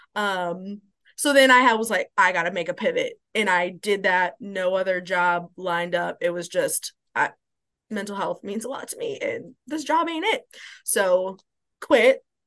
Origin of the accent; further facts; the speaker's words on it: Louisville, Kentucky, United States; moved away as an adult; also born or lived in Columbus, Ohio; now in Nashville, United States; I grew up in Louisville, Kentucky